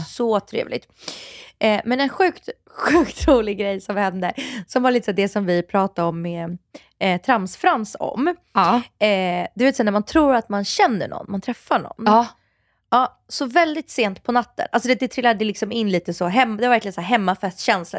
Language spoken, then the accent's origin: Swedish; Stockholm, Stockholm County, Sweden; Farsta där jag är uppvuxen